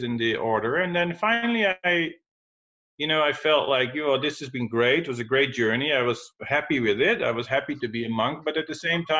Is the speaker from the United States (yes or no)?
no; Netherlands; moved away as an adult; I'm originally from Holland, the Netherlands